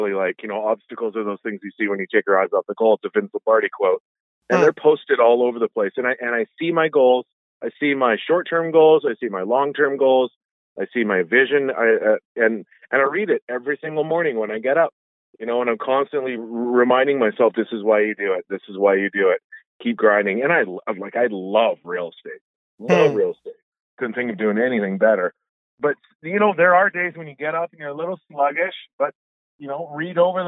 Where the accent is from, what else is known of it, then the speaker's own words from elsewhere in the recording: Coquitlam, British Columbia, Canada; also born or lived in North Delta, British Columbia; I'm born and raised in Coquitlam in the Tri-Cities, but I live in Sunshine Hills, which is in North Delta there.